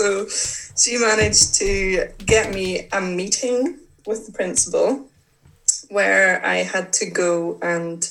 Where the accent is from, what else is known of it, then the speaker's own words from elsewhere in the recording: Northern Ireland, United Kingdom; I grew up in Northern Ireland, and I had always played football